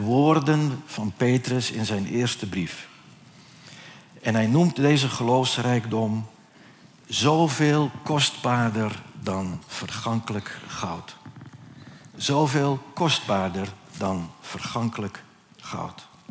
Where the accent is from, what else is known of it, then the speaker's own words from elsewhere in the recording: Netherlands; wij Nederlanders